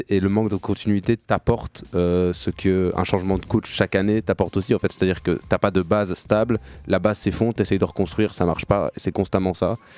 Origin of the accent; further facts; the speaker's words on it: Morocco; Je dis pas ça parce que je suis marocain, mais